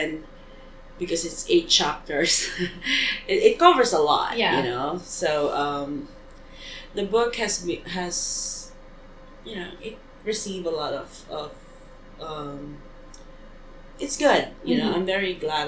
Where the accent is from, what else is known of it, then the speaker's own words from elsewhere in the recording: Philippines; moved away; also born or lived in Hong Kong / United States; how beautiful my hometown is